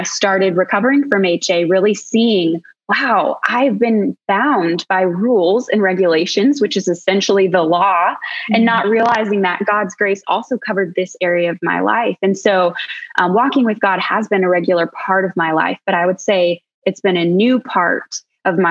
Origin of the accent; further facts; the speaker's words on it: Colorado, United States; we're from Colorado, which everybody in Colorado just loves to be outside